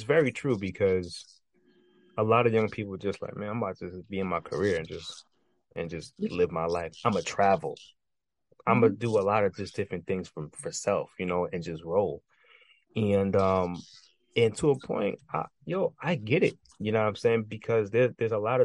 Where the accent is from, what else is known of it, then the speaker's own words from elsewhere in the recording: New York City, New York, United States; I'm from New York. You know what I mean? I'm from the borough. You know what I'm saying? We're from New York City.